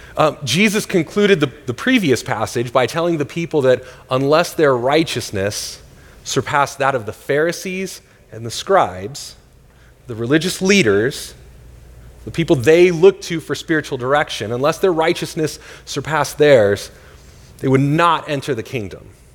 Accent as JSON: {"language": "English", "region": "Northern California", "country": "United States", "tie": "born or raised there", "moved": "yes", "lives_now": "Tempe, United States", "said": "I grew up in Northern California"}